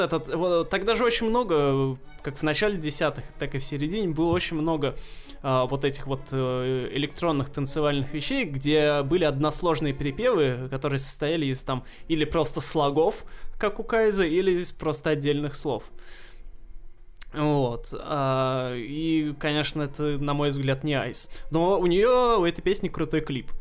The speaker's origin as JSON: {"language": "Russian", "country": "Russia", "said": "картины маленьких городков наших, русских"}